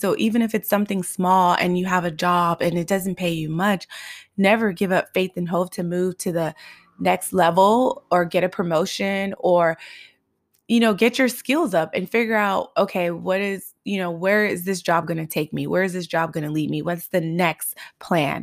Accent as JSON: {"language": "English", "town": "Los Angeles", "region": "California", "country": "United States", "tie": "born or raised there", "said": "growing up in South Central and Highland Park"}